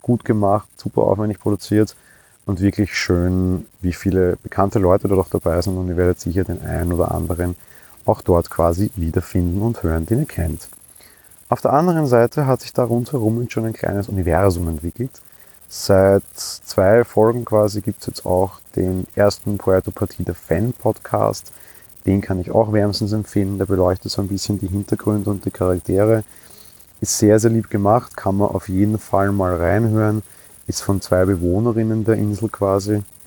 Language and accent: German; Vienna, Austria; bei uns in Wien